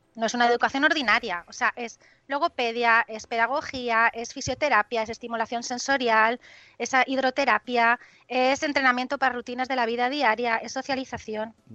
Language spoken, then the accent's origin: Spanish; Benidorm, Valencian Community, Spain; yo soy de Benidorm